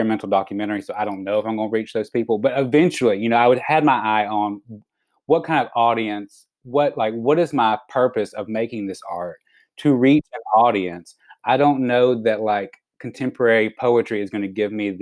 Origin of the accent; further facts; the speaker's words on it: Alabama, United States; moved away; as like a little queer boy growing up in Alabama